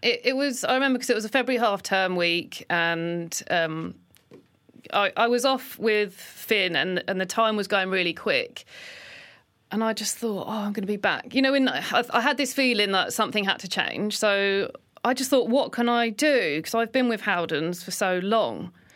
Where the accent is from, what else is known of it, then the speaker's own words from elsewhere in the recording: Lewes, South East England, United Kingdom; also born or lived in London; when I was six or seven is when we moved from London. So a lot of my childhood was spent in Sussex.